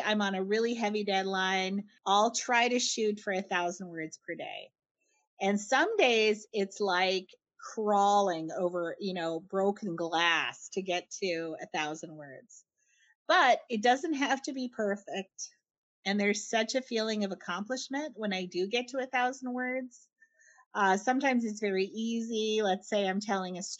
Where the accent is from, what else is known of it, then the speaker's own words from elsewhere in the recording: Winnipeg, Manitoba, Canada; I'm from Winnipeg.